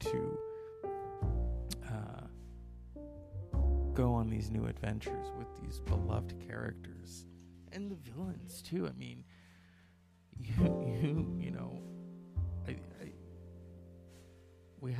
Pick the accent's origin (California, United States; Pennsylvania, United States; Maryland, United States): California, United States; Northern; I grew up in Northern California, not too far from where George Lucas began his start